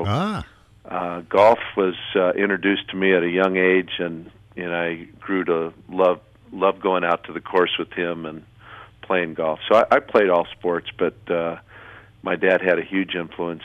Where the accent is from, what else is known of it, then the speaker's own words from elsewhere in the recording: South Bend, Indiana, United States; South Bend's was a great place to grow up